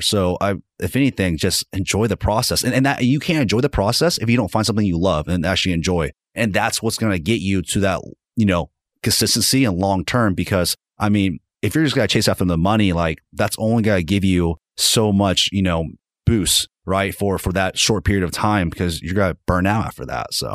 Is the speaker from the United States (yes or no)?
yes; Fort Smith, Arkansas, United States; now in Northwest Arkansas, United States; I'm originally from Fort Smith and I just, you know, I had to get out of that town